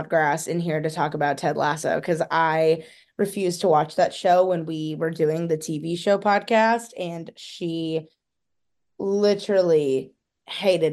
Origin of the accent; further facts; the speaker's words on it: Stow, Ohio, United States; I'm from Akron and I'm from Stowe